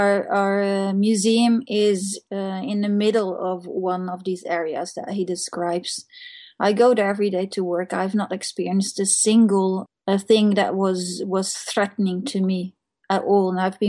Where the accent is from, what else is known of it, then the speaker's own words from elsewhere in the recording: Netherlands; now in Norway; I'm from Holland.